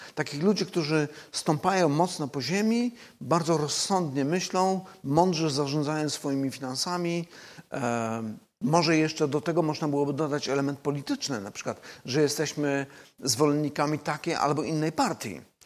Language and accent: Polish; Silesian Voivodeship, Poland; ja osobiście pochodzę ze Śląska